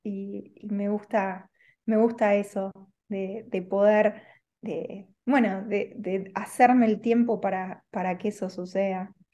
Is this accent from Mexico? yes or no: no; Argentina; moved away as an adult; now in Spain; soy argentina, hace dos años estoy aquí en, eh, en España